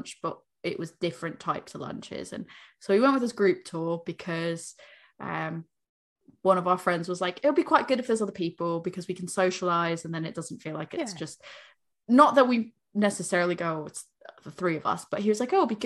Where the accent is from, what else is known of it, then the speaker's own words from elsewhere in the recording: United States; now in United Kingdom; I'm American